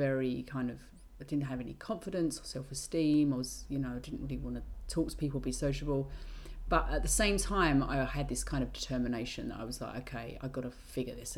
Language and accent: English; England, United Kingdom; being British